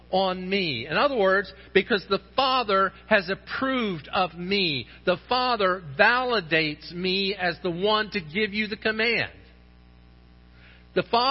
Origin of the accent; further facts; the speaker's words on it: St. Johns River, Florida, United States; I grew up on the St. John's River